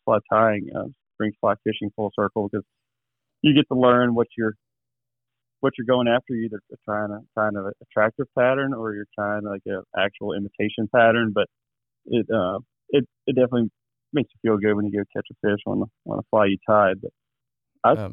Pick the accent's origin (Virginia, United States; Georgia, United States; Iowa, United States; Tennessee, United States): Virginia, United States; Goochland; I'm in central Virginia, right outside of Richmond, west of Richmond a little ways, in between Richmond and Charlottesville, a little town called Goochland, and Goochland's bordered on the southern county line by the James River. So I was raised in the James River, smallmouth fishing.